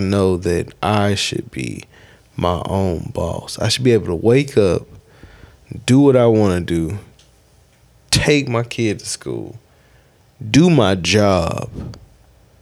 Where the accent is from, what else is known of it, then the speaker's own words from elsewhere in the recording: Spartanburg, South Carolina, United States; I'm from Spartanburg, South Carolina. First state to secede from the Union.